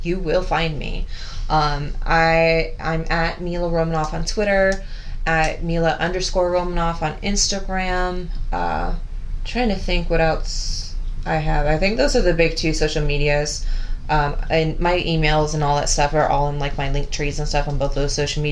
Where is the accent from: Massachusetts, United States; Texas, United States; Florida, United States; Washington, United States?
Florida, United States; I'm from Florida